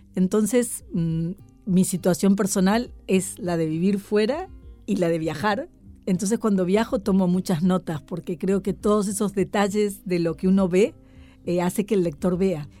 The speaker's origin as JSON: {"language": "Spanish", "country": "Argentina", "moved": "yes", "lives_now": "Madrid, Spain", "said": "ser muy argentina"}